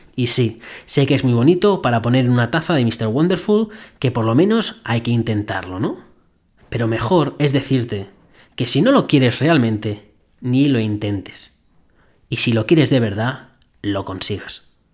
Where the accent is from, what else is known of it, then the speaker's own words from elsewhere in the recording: Spain; accent: Spanish; moved away; mi gran acento español me delataba